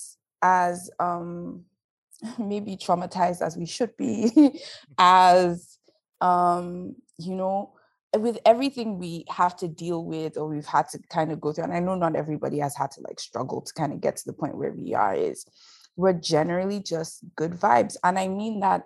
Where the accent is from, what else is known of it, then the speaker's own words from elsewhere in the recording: Lagos, Nigeria; moved away as an adult; also born or lived in Edo State, Nigeria / Kogi State, Nigeria / Delta State, Nigeria (Itsekiri ancestry); now in Toronto, Canada; I grew up in Nigeria, born and raised. I was born in Lagos, went up to high school in Lagos